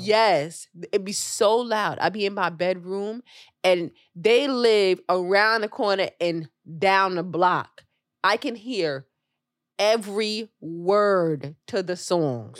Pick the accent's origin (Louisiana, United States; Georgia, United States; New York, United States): New York, United States; New York City; As a New Yorker